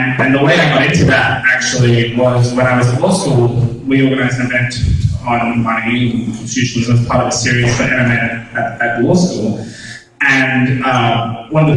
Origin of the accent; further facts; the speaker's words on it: Australia; I'm Australian